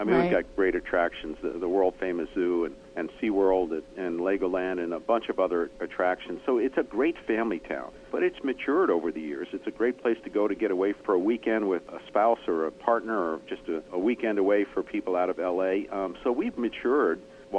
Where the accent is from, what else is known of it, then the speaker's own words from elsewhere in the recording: New York, United States; now in San Diego, United States; coming from back east, I grew up in New York